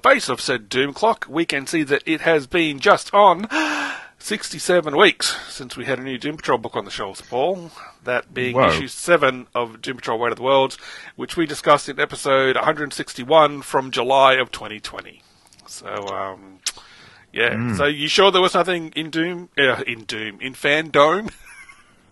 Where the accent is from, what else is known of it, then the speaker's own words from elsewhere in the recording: Australia; we're Australian